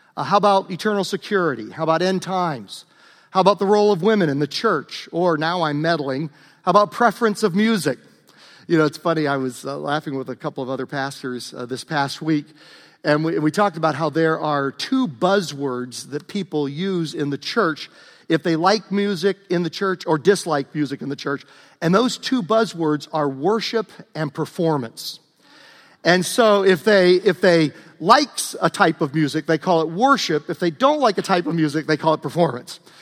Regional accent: Southern Virginia, United States; moved away; I grew up in the South, Southern Virginia, near the North Carolina border.

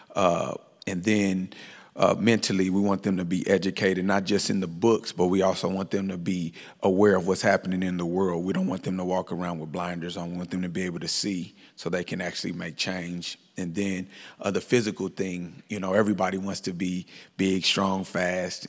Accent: Kansas City, Missouri, United States; moved away; Born and raised in Kansas City, Missouri

